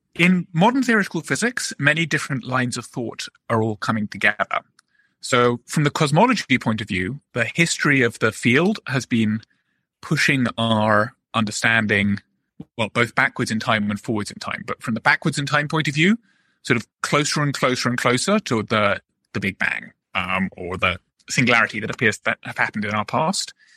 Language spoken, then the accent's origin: English; Oxford, South East England, United Kingdom; moved away as an adult; now in United States; I just was always a somewhat bookish boy growing up in Oxford.